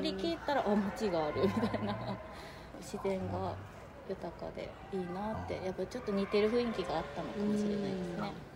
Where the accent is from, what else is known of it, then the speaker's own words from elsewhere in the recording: Yakushima, Kagoshima, Japan; moved away as an adult; now in Kobe, Japan; 私は、えっと、もともと屋久島出身